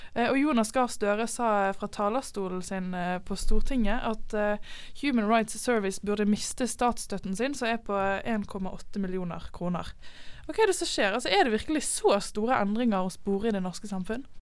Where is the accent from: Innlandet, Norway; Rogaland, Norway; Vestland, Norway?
Vestland, Norway; Bergen; som en ekte bergenser